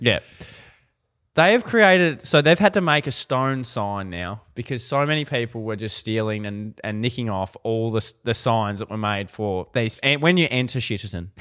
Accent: Ballarat, Victoria, Australia; moved away; I'm a boy from Ballarat

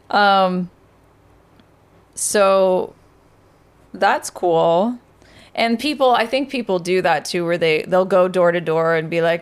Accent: California, United States; Okay, I'm from working from

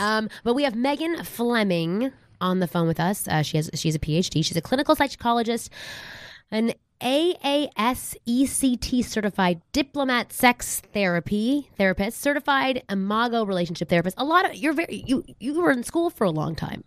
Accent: Canada; moved away as an adult; now in United States; I'm from Canada.

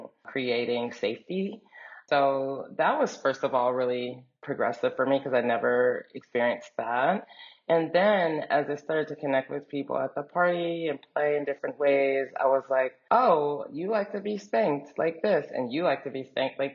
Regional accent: Dallas, Texas, United States; moved away as an adult; also born or lived in New York; I was growing up in Texas

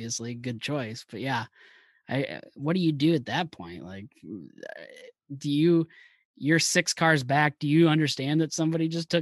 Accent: Iowa, United States; we're from Iowa

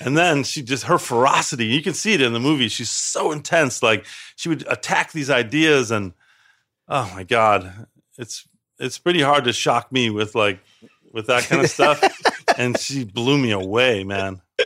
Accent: Chicago, Illinois, United States; I grew up on the South Side

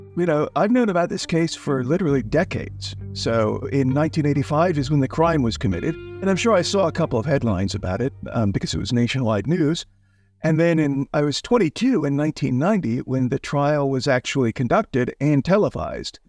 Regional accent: Houston, Texas, United States; I grew up in Houston, Texas

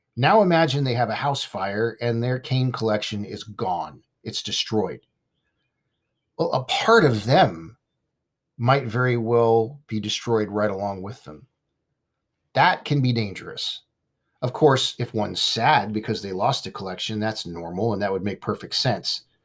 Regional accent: Simi Valley, California, United States; my hometown in Simi Valley, California

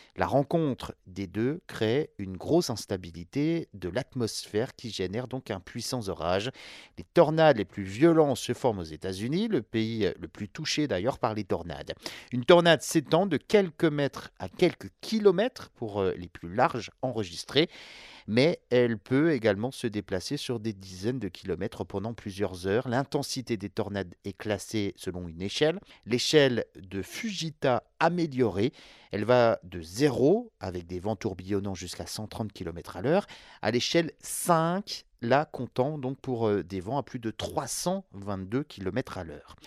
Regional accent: France

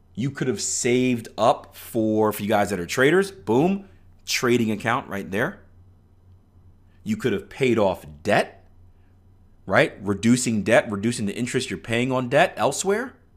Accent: Philadelphia, Pennsylvania, United States; I'm from Philadelphia, Pennsylvania, which isn't the greatest city in the world

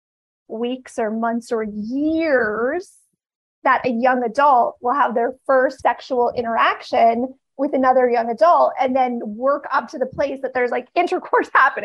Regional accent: Canada; I grew up in Canada

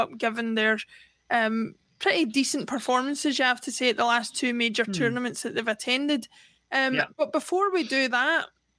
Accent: Scotland, United Kingdom; I'm Scottish

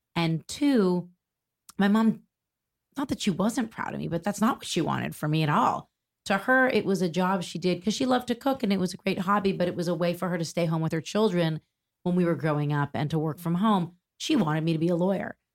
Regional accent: Toronto, Ontario, Canada; moved away as an adult; now in New York, United States; I was born in Toronto, Canada. I'm Canadian, proudly Canadian, although I've lived in New York for over twenty years now.

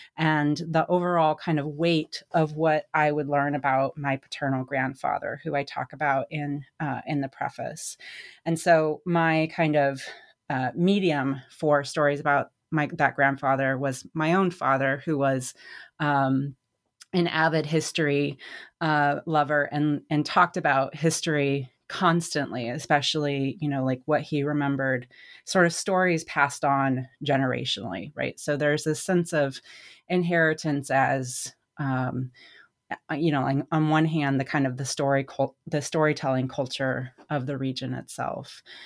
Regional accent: United States; moved away as an adult; also born or lived in Indiana; growing up in Wyoming, Colorado, um, where I stopped living full-time in around two thousand six

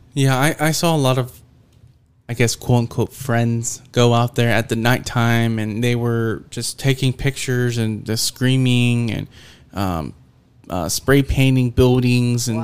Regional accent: Houston, Texas, United States; that's my hometown team

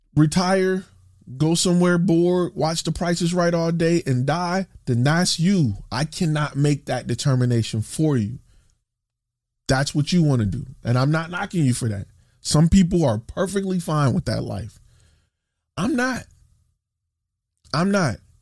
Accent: Dallas, Texas, United States; I'm from Dallas. I'm, I live in Dallas

